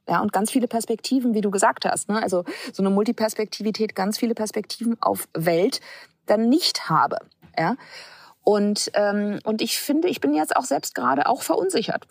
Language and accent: German; Hamburg, Germany; ich bin in Hamburg geboren äh, und bin wahrscheinlich so sehr behütet äh, aufgewachsen